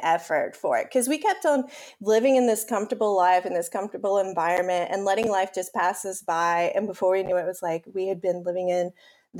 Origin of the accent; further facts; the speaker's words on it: Spartanburg, South Carolina, United States; moved away as an adult; now in Prague, Czech Republic; I'm from South Carolina, a city called Spartanburg. It's in the Spartanburg-Greenville upstate area, and I've pretty much lived there my entire life